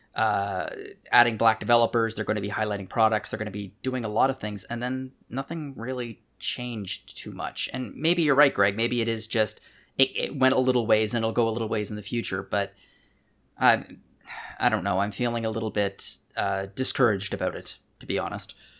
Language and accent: English; Canada; We're both Canadian